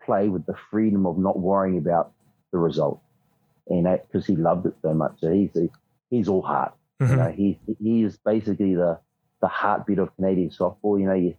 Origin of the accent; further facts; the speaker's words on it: New Zealand; us Kiwis